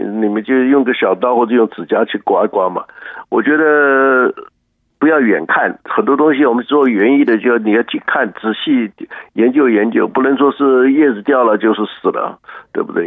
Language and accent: Chinese; Taiwan; now in Houston, United States; 我们台湾人